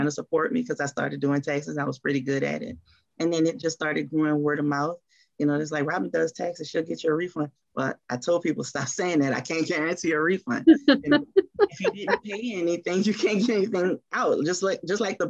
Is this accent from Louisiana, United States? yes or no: yes; New Orleans, Louisiana, United States; moved away as an adult; now in Atlanta, United States; we are from New Orleans. And we can tell people that we're from New Orleans because we're NOLA girls through and through